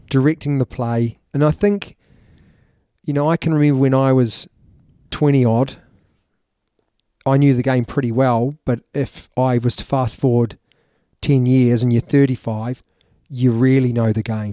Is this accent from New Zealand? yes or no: yes; New Zealand; As a Kiwi